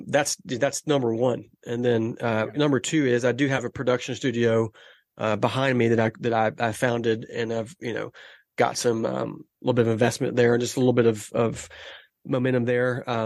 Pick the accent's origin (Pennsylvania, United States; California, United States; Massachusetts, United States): California, United States; Los Angeles; I'm originally from Southern California. I'm from LA. So I've got, I'm an Angels fan. Like all my family are Angels fans out there.